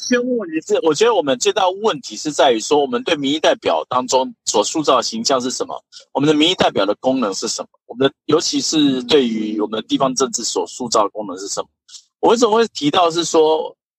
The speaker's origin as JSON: {"language": "Chinese", "country": "Taiwan", "said": "那其实我们台湾人很觉得说服务啊或是什么当中很重要"}